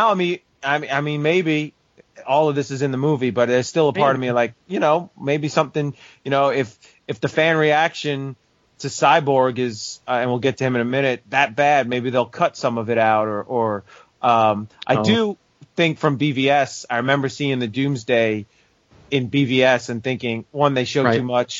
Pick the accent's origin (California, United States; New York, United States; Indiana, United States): New York, United States; accent: New York; my New York accent